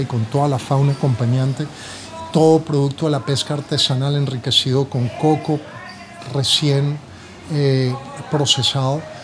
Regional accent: Buenaventura, Valle del Cauca, Colombia; Yo desde pequeño y, como te digo, desde la experiencia que yo tenía aquí en Buenaventura

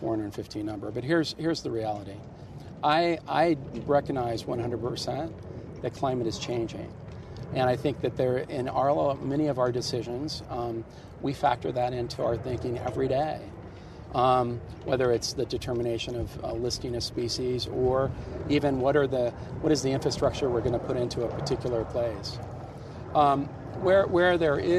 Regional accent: Rifle, Colorado, United States; moved away; Where I grew up in Rifle

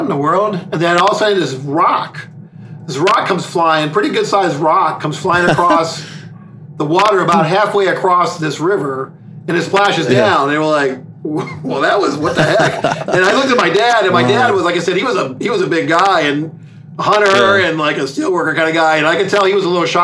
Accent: Lorain, Ohio, United States; now in Virginia, United States; I grew up in Lorain

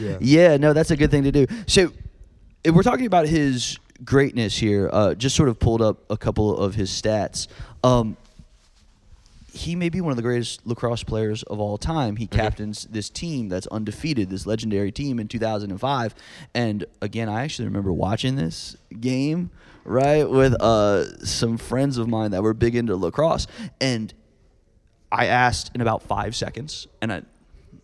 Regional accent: Virginia Beach, Virginia, United States; also born or lived in Charlottesville, Virginia; I grew up, before I moved here in middle school, I grew up in Virginia Beach

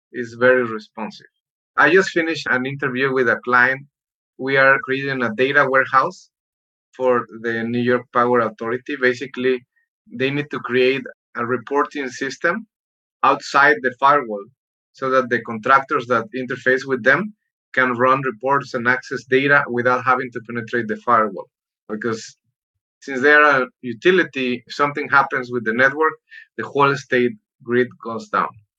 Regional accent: Mexico; moved away as an adult; now in United States; I'm an immigrant. I was born in Mexico. I came to the US

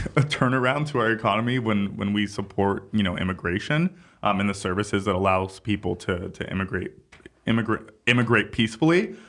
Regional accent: New York City, New York, United States; as a New Yorker

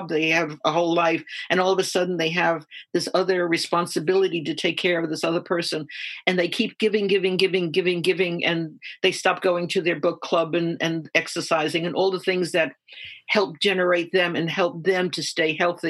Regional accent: New York City, New York, United States; I was born in Harlem, New York City, and we lived in a one of these six-story buildings

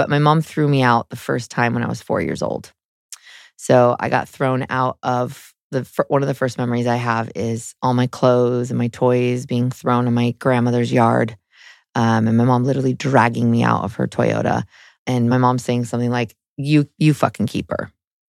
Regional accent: San Jose, California, United States; So I grew up in Northern California in San Jose.

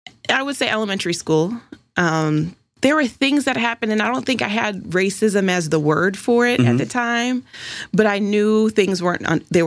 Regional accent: Pennsylvania, United States; also born or lived in Michigan; I was born in Michigan, moved around a lot as a kid. I went to 3 different elementary schools and landed in Pennsylvania outside of Pittsburgh in some suburb

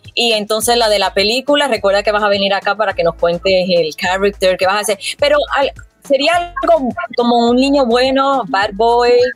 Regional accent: Puerto Rico; como puertorriqueña

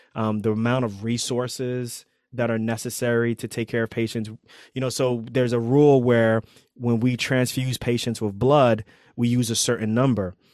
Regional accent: New York City, New York, United States; moved away as an adult; also born or lived in Pennsylvania; I grew up in Queens

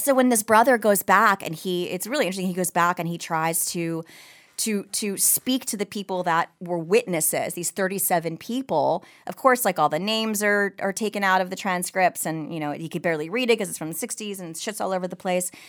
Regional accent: New York, United States; now in Simi Valley, United States; I'm a New Yorker

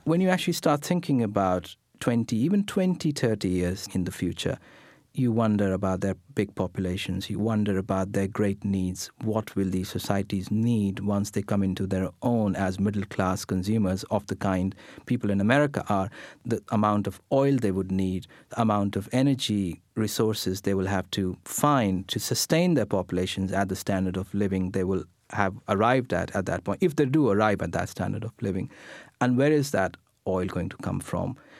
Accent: India; English is a second language; I sit here speaking in English, which is not my first language. I'm sitting here, you know, wearing Western clothes, an Indian born in India

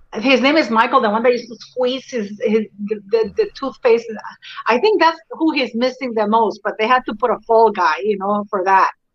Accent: Canada; I am Canadian. You know, we, we grew up with the monarchy as well

